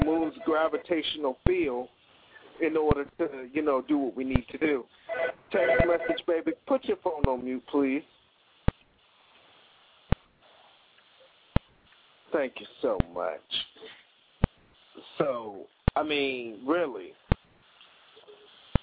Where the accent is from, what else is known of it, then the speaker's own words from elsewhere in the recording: Hampton Roads, Virginia, United States; calling in from my hometown of the Hampton Roads area